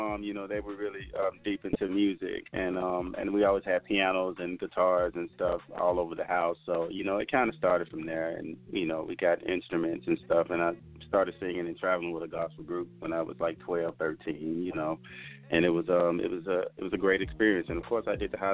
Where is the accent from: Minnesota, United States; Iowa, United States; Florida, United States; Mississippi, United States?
Mississippi, United States; now in Las Vegas, United States; I am a country boy. I'm from Mississippi originally.